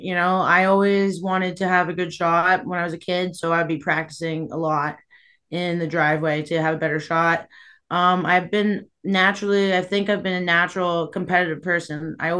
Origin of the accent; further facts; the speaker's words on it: Toronto, Ontario, Canada; Yeah, I mean, I grew up in the Toronto area, and my dad always had an outdoor rink.